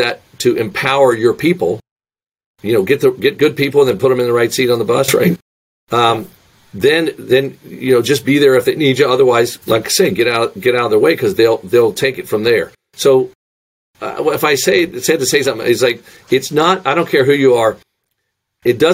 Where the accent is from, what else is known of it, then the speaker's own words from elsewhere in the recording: United States; now in Cincinnati, United States; I'm an American